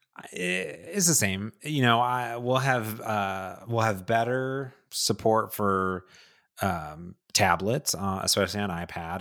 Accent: Cleveland, Ohio, United States; now in Seattle, United States; my hometown of Cleveland

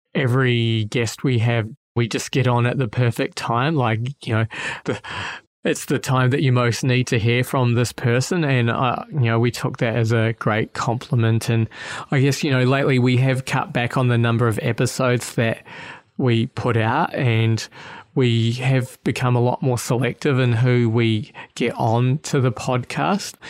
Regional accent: New Zealand; now in Australia; I'm a New Zealander living in Australia

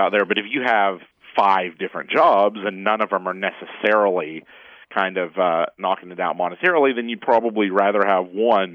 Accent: Cleveland, Tennessee, United States; now in Los Angeles, United States; the town that I grew up with in Cleveland, Tennessee

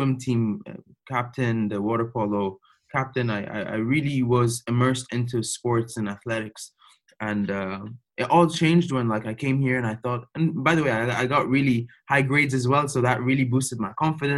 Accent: Cairo, Cairo Governorate, Egypt; also born or lived in Dubai, United Arab Emirates; now in Toronto, Canada; I was born and raised in Cairo

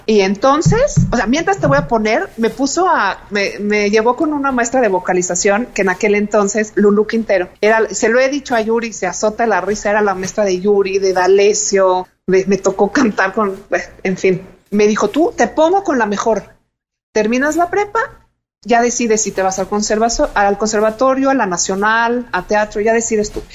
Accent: Mexico; como mexicanos

